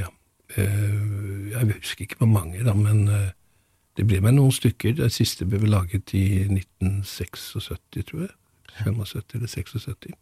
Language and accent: Norwegian; Gothenburg, Västra Götaland, Sweden; moved away; født i 1945 i Gøteborg. Vokste opp ved siden av Munke, Munkebecks